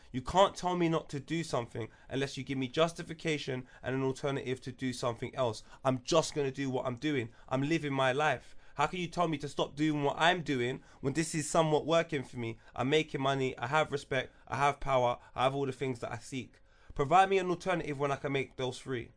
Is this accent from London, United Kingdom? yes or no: yes; London, United Kingdom; also born or lived in Wood Green; Tottenham 'cause that's where I'm from